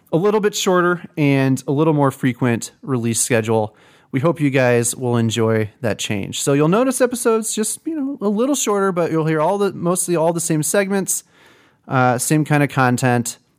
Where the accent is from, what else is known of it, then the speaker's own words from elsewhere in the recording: Peoria, Illinois, United States; I grew up in Peoria